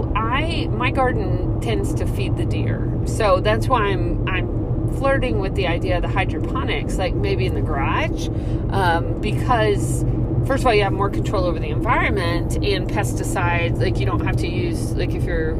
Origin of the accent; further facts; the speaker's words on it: Texas, United States; moved away as an adult; now in Georgia, United States; we grew up in Texas